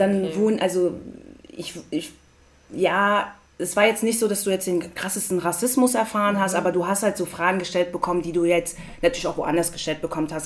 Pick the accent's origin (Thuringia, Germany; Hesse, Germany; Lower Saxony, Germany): Hesse, Germany; Frankfurt; also born or lived in Hattersheim; ich bin in Frankfurt geboren mhm. und habe in Sindling-Hattersheim